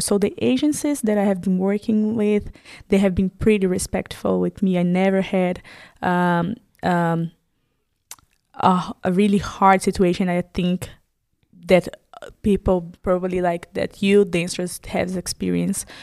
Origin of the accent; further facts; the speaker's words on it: Brazil; moved away as an adult; now in Germany; I'm Brazilian